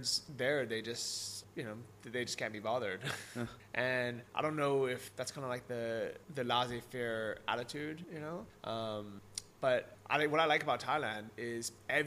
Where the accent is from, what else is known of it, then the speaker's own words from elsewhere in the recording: United States; moved away; back in the US